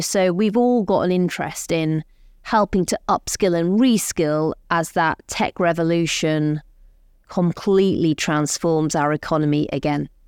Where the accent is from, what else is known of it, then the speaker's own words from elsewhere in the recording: Rotherham, Yorkshire and the Humber, United Kingdom; moved away; I'm growing up in Rotherham.